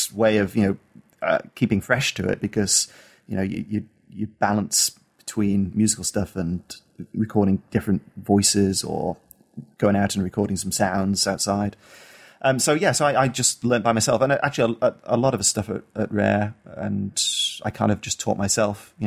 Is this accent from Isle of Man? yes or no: yes; Isle of Man; I grew up on the Isle of Man, which is a small island between the UK, between England and Ireland.